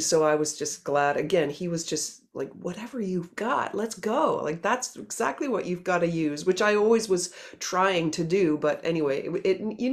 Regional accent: Halifax, Nova Scotia, Canada; we're all from Halifax

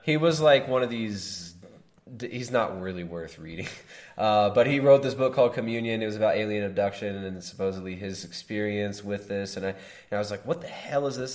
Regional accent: Southern California, United States; now in Ecuador; I grew up in Southern California

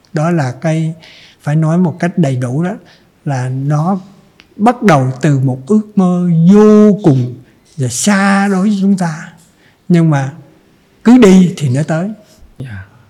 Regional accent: Trần Văn Thời, Cà Mau, Vietnam; now in Ho Chi Minh City, Vietnam; quê hương tôi là ở trần văn thời

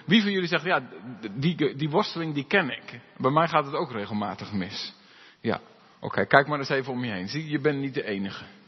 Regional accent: Alblasserwaard, South Holland, Netherlands; moved away; waar ik vandaan kom, eh, in de Alblassewaard

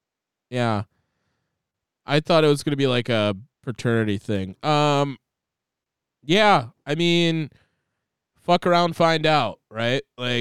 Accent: United States; Because I'm American.

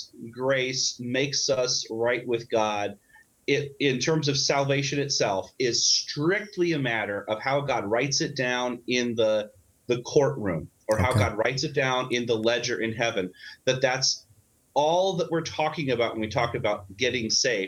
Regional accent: Illinois, United States; in my hometown in Illinois, there was a Southern Baptist church

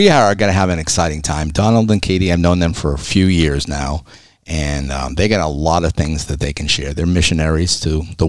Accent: Massachusetts, United States; now in Florida, United States; I'm another Massachusetts person

